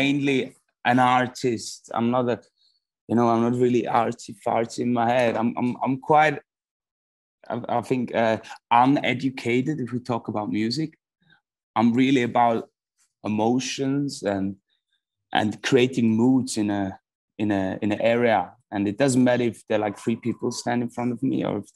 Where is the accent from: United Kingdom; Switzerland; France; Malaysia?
Switzerland; also born or lived in Melbourne, Australia; And then when I came into first grade, they came to Switzerland